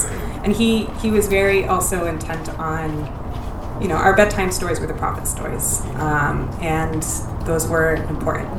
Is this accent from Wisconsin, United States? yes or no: no; Irvine, California, United States; also born or lived in Paterson, New Jersey; I was born in Paterson, New Jersey. I moved to Irvine when I was 4 years old, so I spent the vast majority of my time in this little suburban paradise here